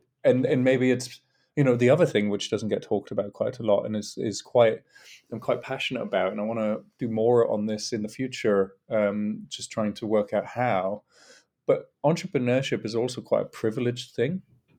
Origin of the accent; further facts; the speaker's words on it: North East England, United Kingdom; now in London, United Kingdom; And so I'm from a single parent background from the northeast of England, although my accent's a bit mixed these days because I've lived in London for more than half my life.